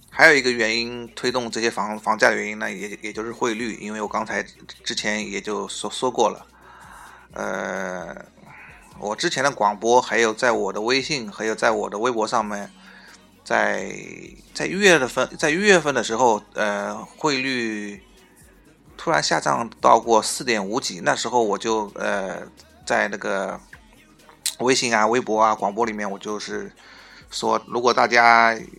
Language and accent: Chinese; China; 我们中国人呢，是，可能是因为有这个culture的关系，就是，呃，骨子里面可能就是比较喜欢买房嘛